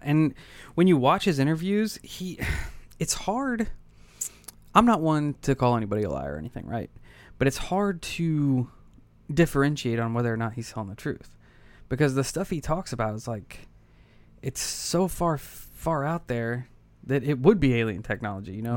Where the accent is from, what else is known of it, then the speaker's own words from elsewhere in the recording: United States; as an American